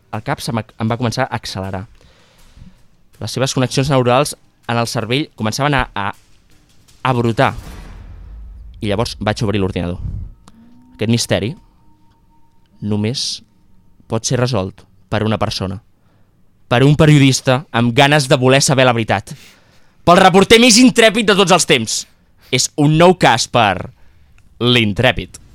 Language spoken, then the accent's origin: Catalan; Aragon, Spain; Al meu poble d'Aragó, al riu, li diuen la playa.